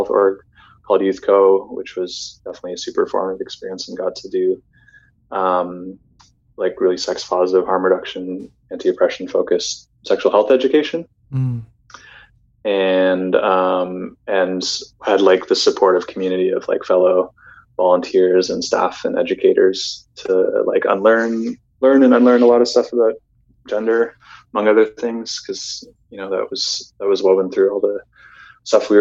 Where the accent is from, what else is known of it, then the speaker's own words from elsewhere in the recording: Canada; also born or lived in Toronto; growing up in Canada and then growing up in Toronto or wherever, like even moving to different places in Canada